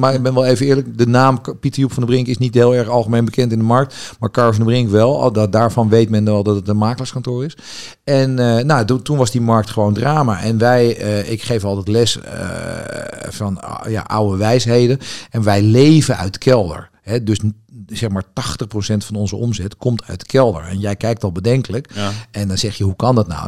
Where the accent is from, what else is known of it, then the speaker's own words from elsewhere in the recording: Amsterdam, North Holland, Netherlands; ik ben geboren Amsterdammer